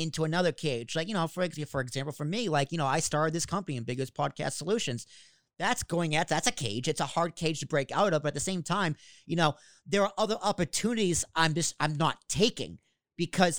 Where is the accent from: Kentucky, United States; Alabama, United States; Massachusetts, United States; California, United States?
Massachusetts, United States; Braintree; accent: Boston; Born and raised in Braintree, Massachusetts, South Shore, Boston